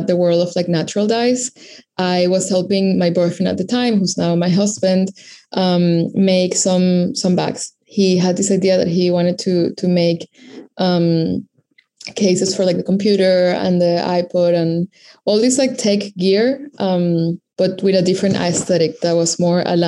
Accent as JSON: {"language": "English", "country": "Venezuela", "tie": "born or raised there", "also_born_or_lived": "Caracas, Venezuela", "moved": "as an adult", "lives_now": "New York City, United States", "said": "I am based in New York City, but I was born and raised in Venezuela."}